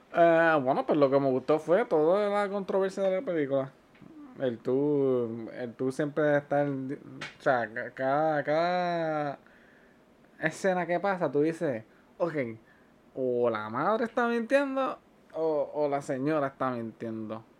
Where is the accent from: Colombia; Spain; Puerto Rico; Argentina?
Puerto Rico; nosotros somos de Puerto Rico